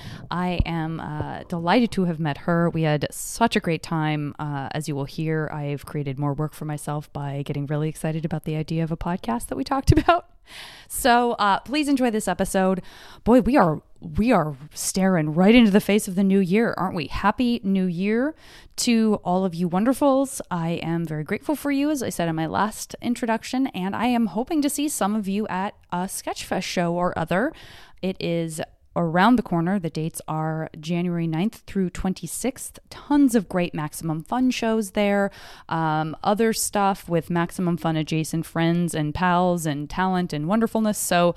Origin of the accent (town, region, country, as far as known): Arizona, United States